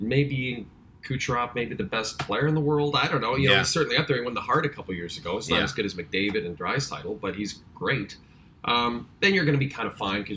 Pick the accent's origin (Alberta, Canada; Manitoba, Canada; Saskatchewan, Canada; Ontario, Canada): Alberta, Canada; Edmonton; I'm from Edmonton